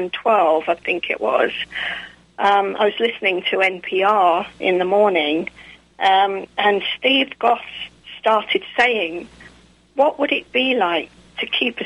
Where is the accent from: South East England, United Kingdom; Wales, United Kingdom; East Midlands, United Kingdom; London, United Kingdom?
London, United Kingdom; moved away as an adult; also born or lived in Surrey, England / Reading, Berkshire; now in Atlanta, United States; I was born in Surrey in England, actually, but more South London. And so I lived around South London and Central London for most of my life, actually, until I got married in 1990. And when I moved to Reading, Berkshire.